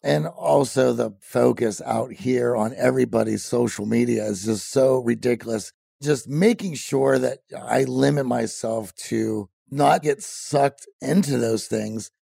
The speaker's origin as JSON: {"language": "English", "region": "Midwest", "country": "United States", "tie": "born or raised there", "said": "growing up in the Midwest"}